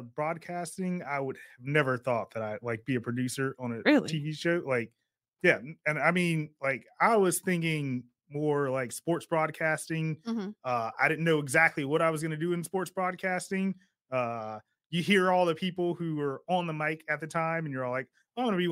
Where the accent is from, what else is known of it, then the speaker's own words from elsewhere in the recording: Sacramento, California, United States; born and raised in Sacramento